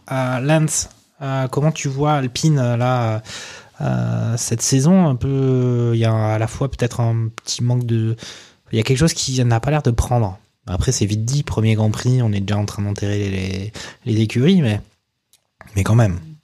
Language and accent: French; France; En tant que Français franchouillard